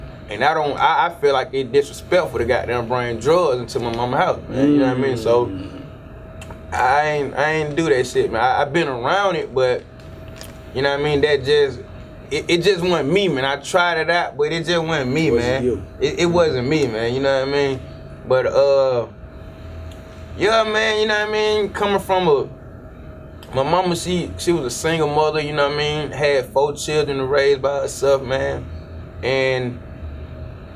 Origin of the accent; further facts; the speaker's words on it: Decatur, United States; I'm from Decatur